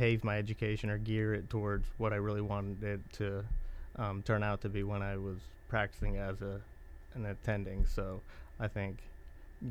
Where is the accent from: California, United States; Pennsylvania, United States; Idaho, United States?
California, United States; Modesto; moved away as an adult; also born or lived in India; now in Indiana, United States; I was born in India. I was raised in California, Modesto, California